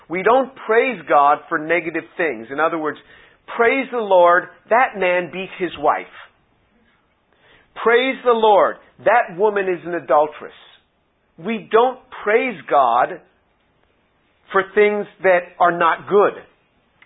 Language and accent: English; New York City, New York, United States; I'm from New York City